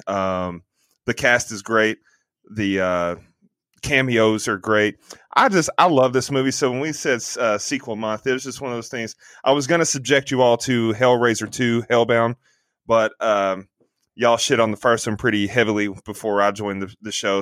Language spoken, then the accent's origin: English; the Bible Belt, United States; growing up in the Bible Belt